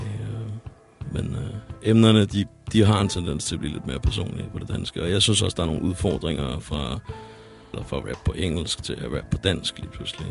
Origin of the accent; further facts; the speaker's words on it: Copenhagen, Capital Region of Denmark, Denmark; jeg kommer over selv herude fra Yder Nørrebro, og jeg lige nu øh, vokser op herude